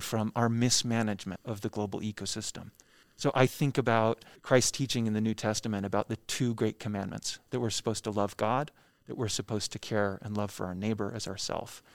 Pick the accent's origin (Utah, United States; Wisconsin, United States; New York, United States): Utah, United States; Orem; also born or lived in Nashville, Tennessee; I was born in Nashville, Tennessee, but I actually grew up here ten minutes away from the Bean Museum in, uh, Orem, Utah